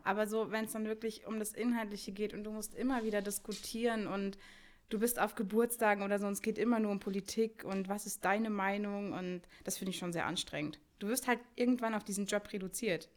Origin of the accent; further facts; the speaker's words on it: Rüsselsheim, Hesse, Germany; wohne schon mein ganzes Leben in Rüsselsheim